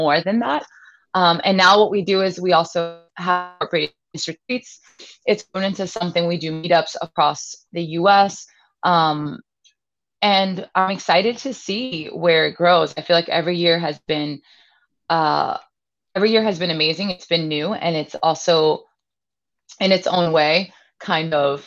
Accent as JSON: {"language": "English", "town": "New York City", "region": "New York", "country": "United States", "tie": "born or raised there", "said": "I was born and raised here in Brooklyn, New York"}